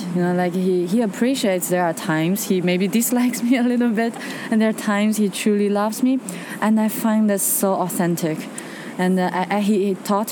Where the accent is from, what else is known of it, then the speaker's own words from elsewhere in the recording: China; moved away; I'm from China